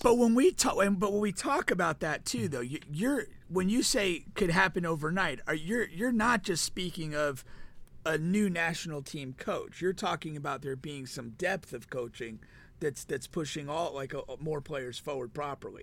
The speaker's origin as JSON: {"language": "English", "town": "Danbury", "region": "Connecticut", "country": "United States", "tie": "born or raised there", "said": "my hometown when I was in high school"}